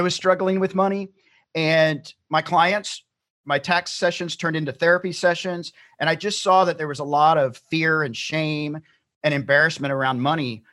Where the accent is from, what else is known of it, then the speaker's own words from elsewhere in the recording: Tennessee, United States; moved away as an adult; now in California, United States; I'm originally from Tennessee. I grew up in Tennessee